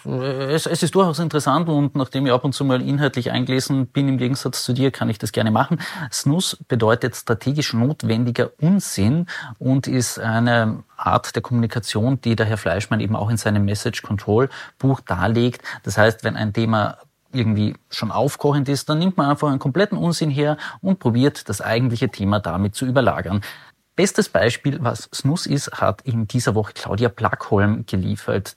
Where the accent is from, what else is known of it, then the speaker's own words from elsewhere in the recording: Carinthia, Austria; ich, ich komme ja aus Kärnten